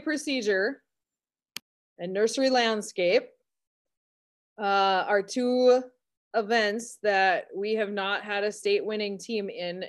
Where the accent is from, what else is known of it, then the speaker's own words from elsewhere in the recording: Carrington, North Dakota, United States; also born or lived in Medina, North Dakota; this is my hometown, so I grew up here